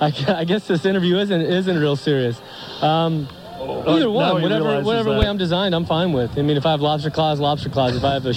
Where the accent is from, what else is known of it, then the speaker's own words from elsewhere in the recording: United States; But growing up in America, being with, you know, my family being here in the States and the people that I love most living here in the United States